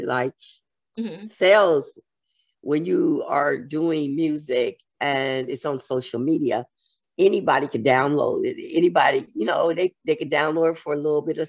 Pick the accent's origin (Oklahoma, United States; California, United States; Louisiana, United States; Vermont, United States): California, United States; San Francisco; moved away as an adult; also born or lived in Georgia; I'm originally from here. I was from San Francisco.